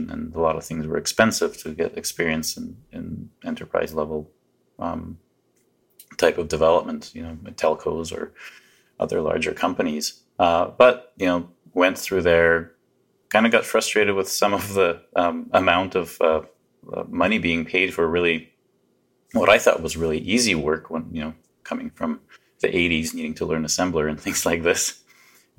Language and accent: English; Canada; also born or lived in Poland / Vancouver, Canada; we ended up in Canada trying to escape the regimes behind the Iron Curtain. So I pretty much consider myself Canadian. I've been here since I was a little boy